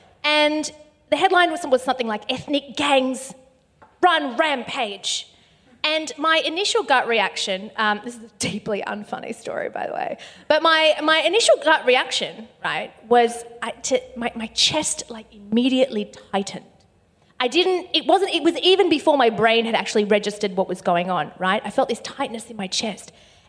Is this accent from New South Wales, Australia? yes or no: yes; Bankstown, New South Wales, Australia; say Bankstown, because that is where I'm from.